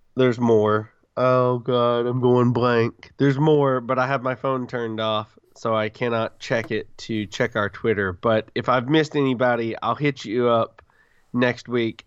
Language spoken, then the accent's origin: English; the South, United States; I'm from the South